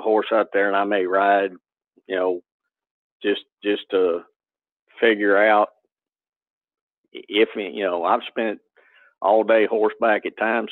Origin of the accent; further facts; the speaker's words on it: Southeast Texas, United States; I grew up in Southeast Texas